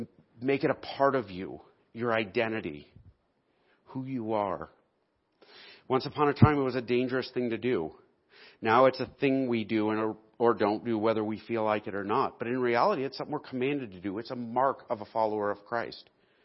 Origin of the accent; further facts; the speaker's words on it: Texas, United States; I am a Montanan. Or actually, I should say, I am a Texan, right? Because Texans are all about their identity. I am from Texas.